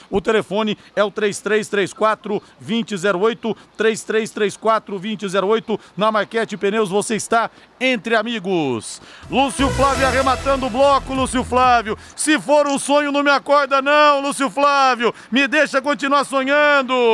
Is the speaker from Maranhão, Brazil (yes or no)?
no; São José dos Campos, São Paulo, Brazil; now in Londrina, Brazil; Não sou Londrina londrinense de nascimento, nasci em São José dos Campos não sou Londrina Esporte Clube de nascimento, sou paulista.